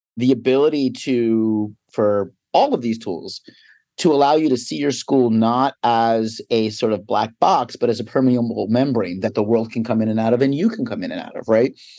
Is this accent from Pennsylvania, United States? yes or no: yes; Philadelphia, Pennsylvania, United States; also born or lived in New York City; I'm from Philadelphia, grew up outside the city, I went to college inside the city